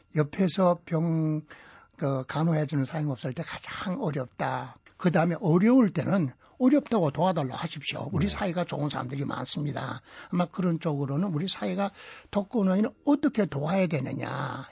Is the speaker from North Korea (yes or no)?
yes; Sincheon, South Hwanghae, North Korea; now in South Korea; 그 이북에서 일제하에서 자랐고